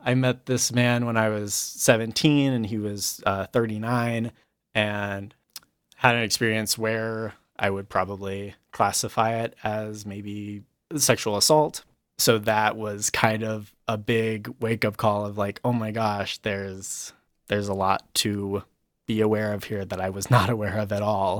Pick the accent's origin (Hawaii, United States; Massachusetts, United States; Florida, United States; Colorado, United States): Colorado, United States; I grew up in Colorado. I actually grew up in a rural town in the mountains.